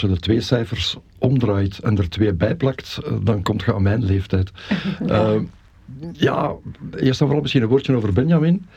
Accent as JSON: {"language": "Dutch", "country": "Belgium", "tie": "born or raised there", "moved": "yes", "lives_now": "Mechelen, Belgium", "said": "ik ben in, in ons geboortedorp dan ook wel heel actief geweest in het verenigingsleven"}